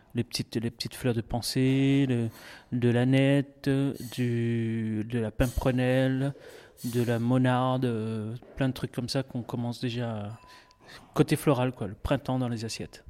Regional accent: Réunion; now in Bagnols, France; je suis originaire de l'île de la Réunion, comme vous avez dit, et puis euh, je suis parti de, là-bas. Maintenant, ça fait 14 ans

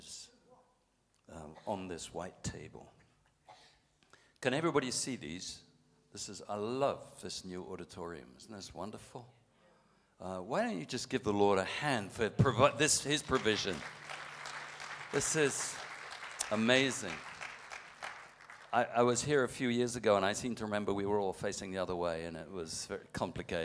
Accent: England, United Kingdom; moved away; I was born and bred on a farm in England and learned to farm

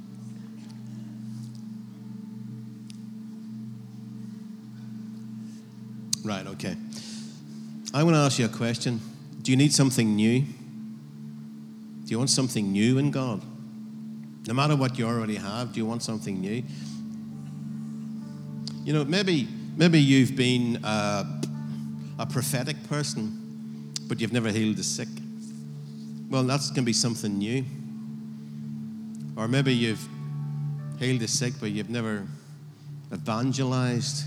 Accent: Northern Ireland, United Kingdom; If I'm in Northern Ireland, I'm from Northern Ireland

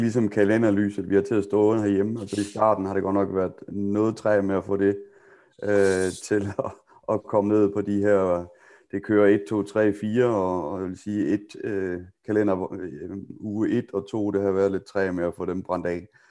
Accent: Denmark; vi er danskere

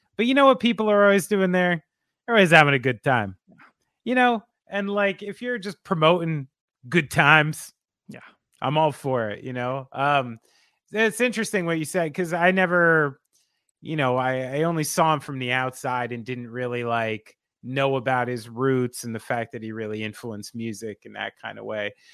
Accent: New Jersey, United States; I'm from New Jersey

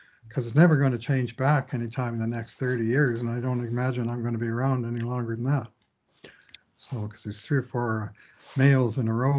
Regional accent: Newfoundland and Labrador, Canada; I grew up in Newfoundland. I was born in the 50s, so when it was a new province

